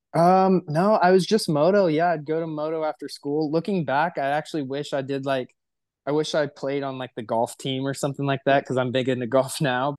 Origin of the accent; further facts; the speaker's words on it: Temecula, California, United States; I'm from Temecula, California